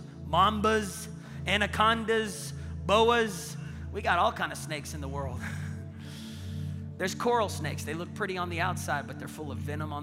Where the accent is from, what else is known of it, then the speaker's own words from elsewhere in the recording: Tulsa, Oklahoma, United States; I said, Tulsa.